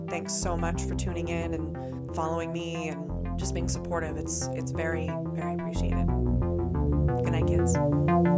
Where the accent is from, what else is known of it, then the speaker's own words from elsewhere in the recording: Massachusetts, United States; I'm coming from Massachusetts